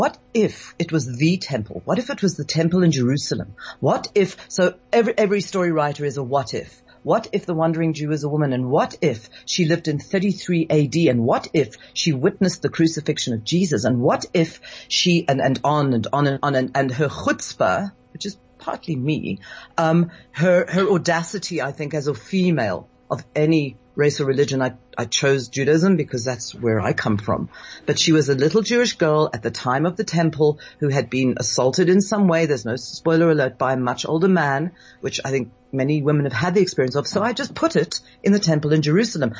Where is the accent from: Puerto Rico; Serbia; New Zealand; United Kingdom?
United Kingdom; Scotland; now in South Africa; I wasn't raised in South Africa. I was raised in Scotland